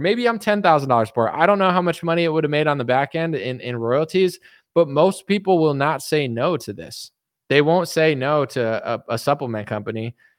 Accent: East Coast, United States; moved away; I'm from the East Coast.

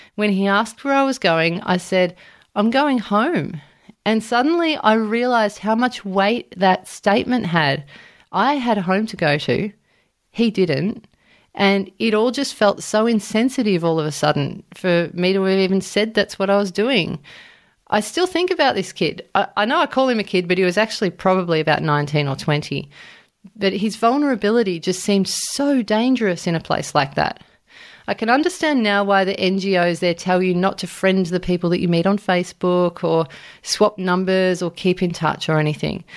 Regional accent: Australia; I was from Australia

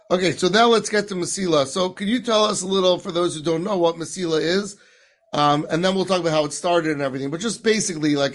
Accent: London, United Kingdom; Born and bred in London

